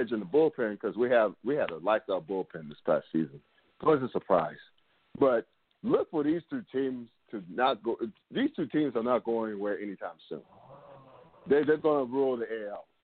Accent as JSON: {"language": "English", "region": "North Carolina", "country": "United States", "tie": "born or raised there", "also_born_or_lived": "Brooklyn, New York", "moved": "yes", "lives_now": "Cincinnati, United States", "said": "summers of my childhood in North Carolina after we moved down from Brooklyn, New York"}